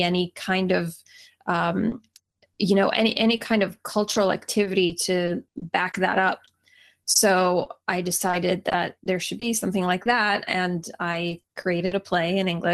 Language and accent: English; Atlanta, Georgia, United States; also born or lived in St. Paul, Minnesota; now in Los Angeles, United States; I actually grew up, most of the time that I grew up was in Atlanta, Georgia